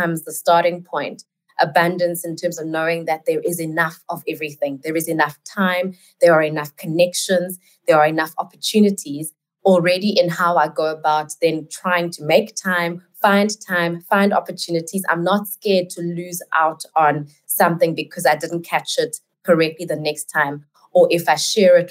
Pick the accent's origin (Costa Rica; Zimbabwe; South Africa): South Africa; I am in South Africa, and I am South African